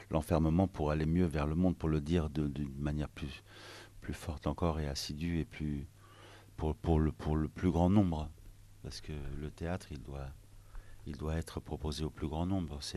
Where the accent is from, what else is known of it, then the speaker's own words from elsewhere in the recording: France; moi, je suis français, je suis arménien, je suis libanais.